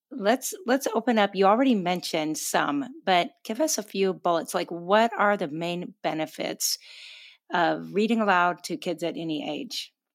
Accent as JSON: {"language": "English", "town": "Gig Harbor", "region": "Washington", "country": "United States", "moved": "yes", "said": "I'm from Gig Harbor, Washington"}